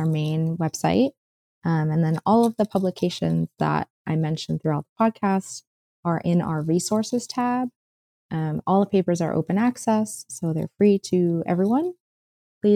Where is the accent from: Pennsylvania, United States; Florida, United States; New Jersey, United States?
Florida, United States; Miami Beach; I grew up in Miami Beach